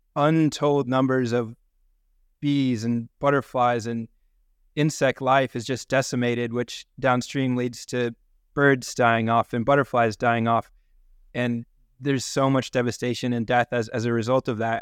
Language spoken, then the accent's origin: English; New Hampshire, United States; I grew up in New Hampshire